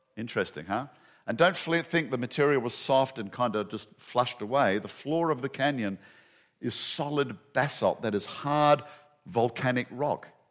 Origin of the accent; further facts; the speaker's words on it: Western Australia, Australia; moved away as an adult; also born or lived in Perth, Australia; now in Atlanta, United States; my home state of Western Australia